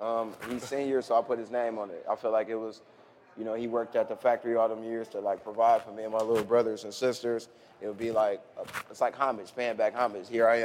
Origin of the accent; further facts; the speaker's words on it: Ohio, United States; I'm like, no, okay, I'm from Ohio.